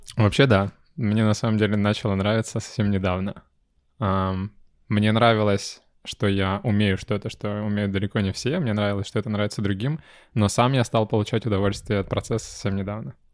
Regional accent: Dalnerechensk, Primorsky Krai, Russia; я из Дальнереченска

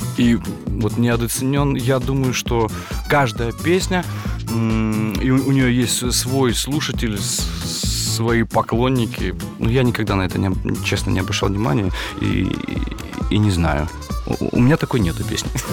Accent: Kazakhstan; Родом я сам из Казахстана

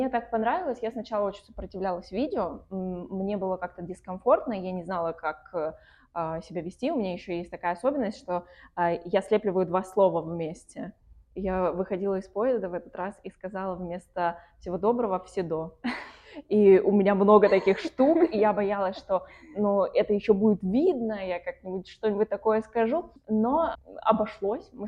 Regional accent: Voronezh, Voronezh Oblast, Russia; now in Saint Petersburg, Russia; я уехала в Петербург, из Воронежа.

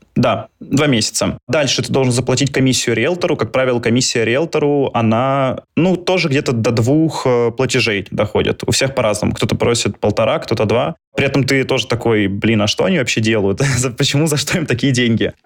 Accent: Moscow, Russia; moved away as an adult; now in Istanbul, Turkey; я из Москвы

